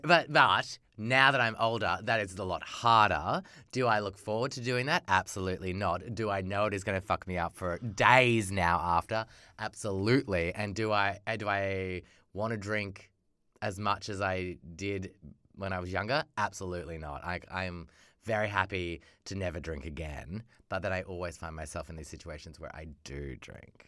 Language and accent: English; Australia; being an Australian, like, a, a young person in Australia growing up